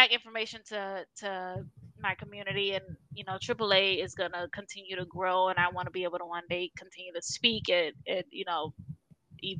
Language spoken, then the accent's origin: English; Miami, Florida, United States; moved away; who are in Miami or in my hometown